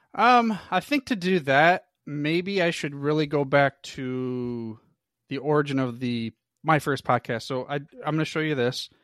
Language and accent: English; Michigan, United States; I'm a true blood, born and raised in the Michigan area